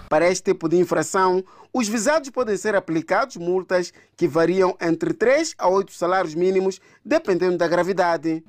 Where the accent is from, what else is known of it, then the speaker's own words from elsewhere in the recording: Mozambique; Eu sou moçambicano.